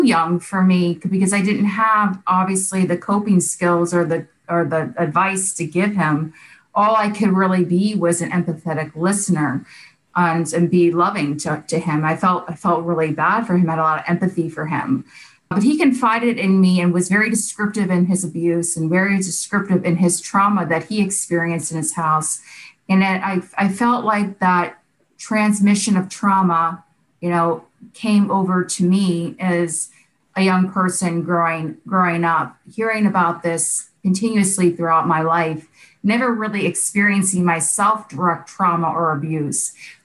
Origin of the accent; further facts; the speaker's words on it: Boca Raton, Florida, United States; also born or lived in Youngstown, Ohio; we decided to pick up and move to Boca Raton, Florida. And that's where I was raised